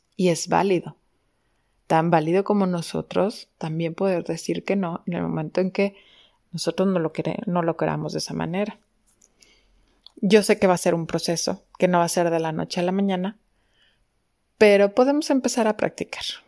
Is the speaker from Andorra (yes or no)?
no; Mexico; como buenos mexicanos